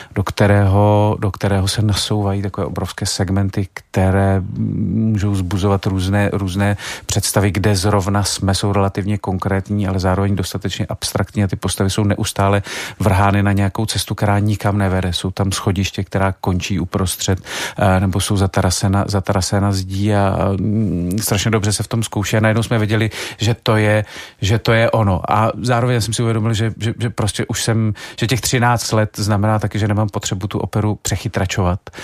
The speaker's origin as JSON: {"language": "Czech", "country": "Czechia", "said": "my jako Češi máme to krásný přísloví"}